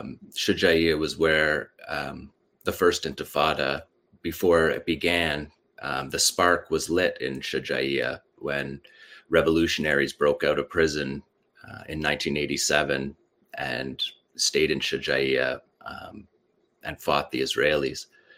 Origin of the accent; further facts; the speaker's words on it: Shujaiya, Gaza Strip, Palestine; we grew up with this pride because we are from Shujaiya.